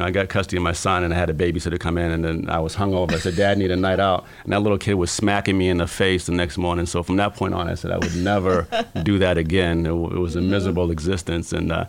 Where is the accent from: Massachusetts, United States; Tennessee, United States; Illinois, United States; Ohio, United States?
Massachusetts, United States; Fitchburg; moved away as an adult; also born or lived in California / Washington, D.C.; I grew up right outside of Boston, a place called Fitchburg, Massachusetts, about 30 minutes from Boston, about 30 minutes from Worcester, Mass. Not too far from the New Hampshire border.